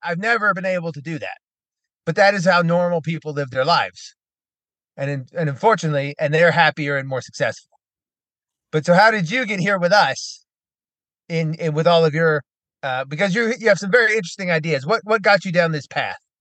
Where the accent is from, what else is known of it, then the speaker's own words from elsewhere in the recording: United States; as an American